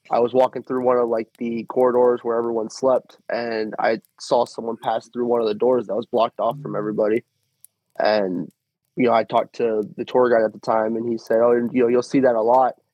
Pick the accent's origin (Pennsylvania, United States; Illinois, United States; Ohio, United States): Illinois, United States; Mattoon; And I'm from Mattoon, Illinois.